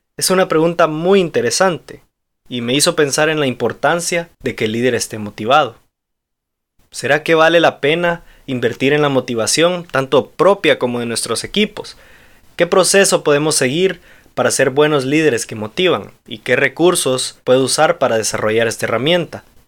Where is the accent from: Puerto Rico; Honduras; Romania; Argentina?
Honduras; soy hondureño